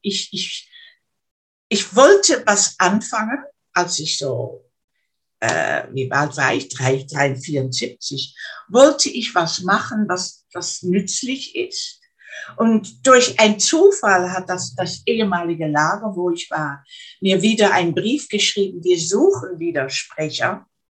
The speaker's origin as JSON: {"language": "German", "country": "Netherlands", "second_language": "German", "said": "ich bin ja Niederländerin, ne? ich, ab und zu ist es nicht so einfach, um mich in, auf Deutsch richtig äh, auszudrücken"}